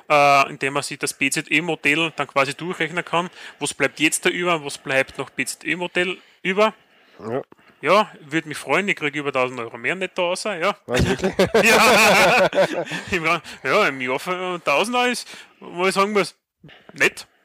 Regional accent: Austria; Ja, als Österreicher sind wir natürlich im Kern Europa dabei.

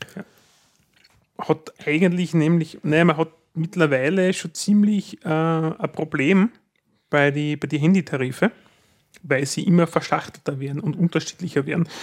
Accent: Austria; bei uns in Österreich

